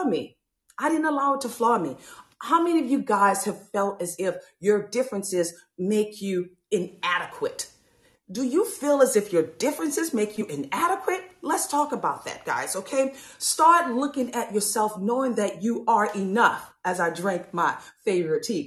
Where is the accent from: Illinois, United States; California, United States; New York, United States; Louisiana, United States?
Louisiana, United States; New Orleans; growing up from New Orleans, Louisiana